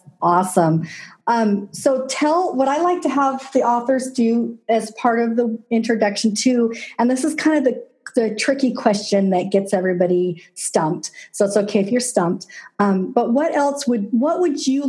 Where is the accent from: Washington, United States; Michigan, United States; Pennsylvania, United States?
Washington, United States; also born or lived in Globe, Arizona; my parents actually moved here to Washington when I was about 18 months old. So I claim to be a Washingtonian